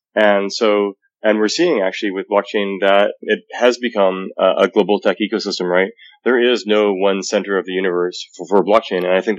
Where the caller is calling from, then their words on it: Saskatoon, Saskatchewan, Canada; I'm calling from Saskatoon, Saskatchewan right now, actually.